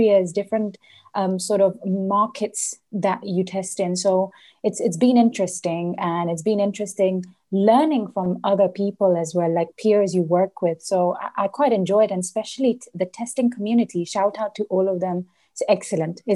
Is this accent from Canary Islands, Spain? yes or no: yes; Las Palmas, Canary Islands, Spain; moved away as an adult; also born or lived in India (ancestry); now in London, United Kingdom; I was born in London. And I was only 3 months old when I was brought to the Canary Islands, specifically Las Palmas. And I've stayed here all my life up until 19 years old.